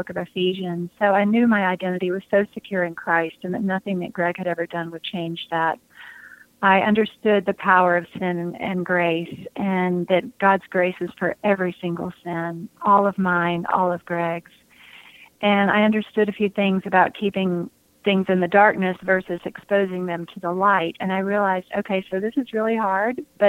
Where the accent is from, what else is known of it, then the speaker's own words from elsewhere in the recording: outside of Atlanta, Georgia, United States; I grew up outside of Atlanta